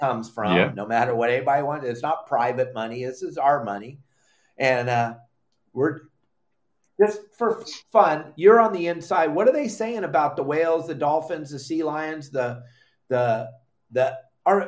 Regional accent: California, United States; we grew up in California

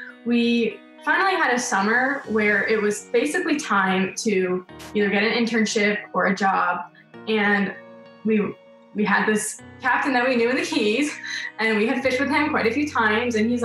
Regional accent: Weston, Florida, United States; also born or lived in Big Pine Key, Florida; We grew up originally in Weston, Florida, which is 45 minutes west of Fort Lauderdale

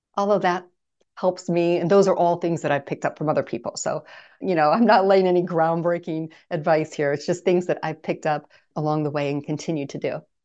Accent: Midwest, United States; now in Phoenix, United States; I grew up in the Midwest

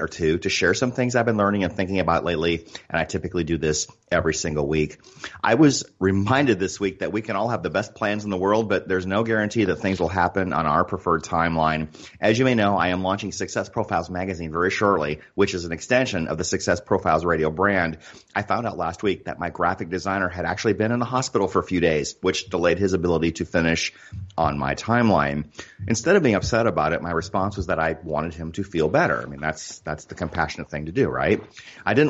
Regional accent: Northwood, Iowa, United States; now in Arizona, United States; I grew up in Iowa as well. Do you know where Northwood is

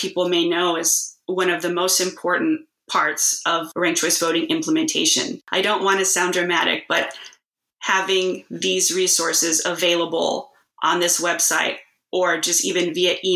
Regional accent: Texas, United States; moved away; also born or lived in Alaska; I'm born and raised in Texas. And I just moved back about a month or so ago

